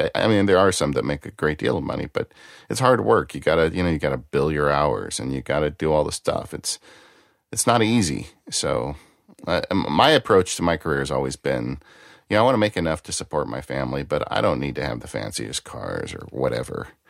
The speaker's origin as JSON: {"language": "English", "region": "Texas", "country": "United States", "accent": "Texas", "said": "My Texas accent"}